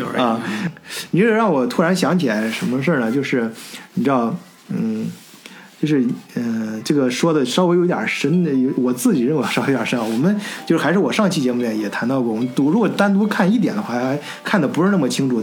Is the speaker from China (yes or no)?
yes; China; now in Germany; 我跟老张都是中国人